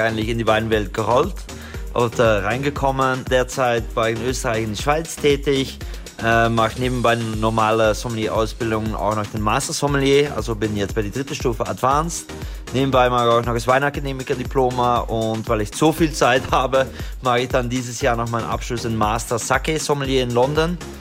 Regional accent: Belgium; German is a second language; ich bin Belgier

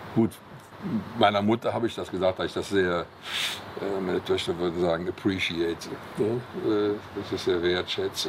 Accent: Cologne, North Rhine-Westphalia, Germany; am Severinsklösterchen, wo ich geboren bin oder da, wo ich aufgewachsen bin

